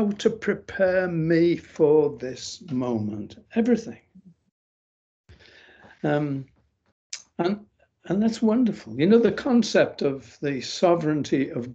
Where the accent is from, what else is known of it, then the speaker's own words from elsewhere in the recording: England, United Kingdom; I'm from England